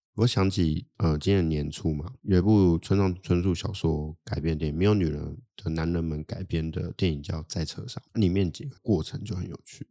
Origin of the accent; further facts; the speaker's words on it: Taipei, Taiwan; also born or lived in Australia; 我台北人